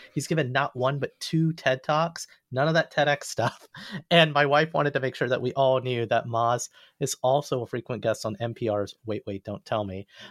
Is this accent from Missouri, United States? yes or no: no; the South, Alabama, United States; I grew up in the South